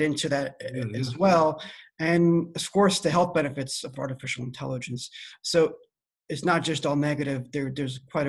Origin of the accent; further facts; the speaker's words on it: Iran; also born or lived in East Coast, United States / Midwest, United States; now in California, United States; My background is Iranian. I was born in Iran